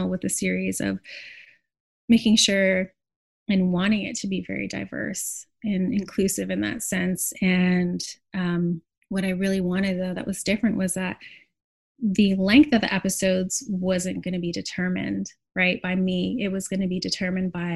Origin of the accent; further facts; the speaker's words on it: Montreal, Quebec, Canada; now in Brooklyn, United States; the place where I grew up in Montreal as a child